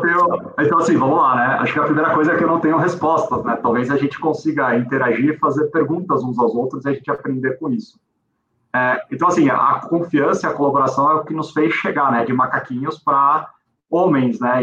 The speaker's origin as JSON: {"language": "Portuguese", "country": "Brazil", "said": "como brasileiro"}